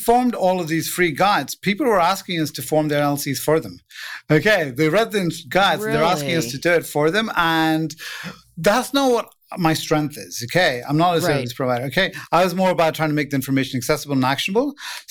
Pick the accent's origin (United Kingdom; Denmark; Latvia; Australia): United Kingdom; England; now in United States; And so I came from England. So when I came to the U.S., I have no idea how to start a business in the U.S. or anything at all.